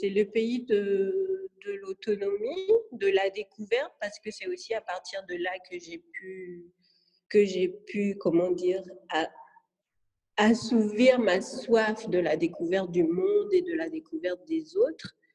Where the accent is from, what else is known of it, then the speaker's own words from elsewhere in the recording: France; born there; parce que déjà je suis née en France, c'est